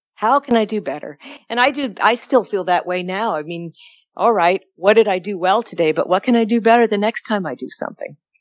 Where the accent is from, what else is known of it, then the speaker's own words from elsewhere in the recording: California, United States; As a Californian